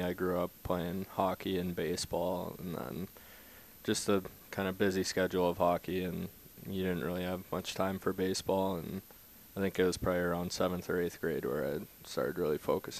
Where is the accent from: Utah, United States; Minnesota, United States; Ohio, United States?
Minnesota, United States; growing up in Minnesota